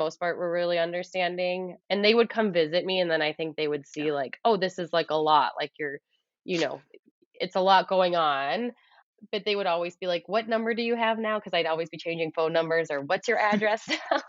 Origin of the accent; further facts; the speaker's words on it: Midwest, United States; also born or lived in Edmonton / Ottawa; now in Canada; But we came from Edmonton, and it was just this, like, and I'm from the Midwest. So it just reminds me of kind of like the Midwest a bit.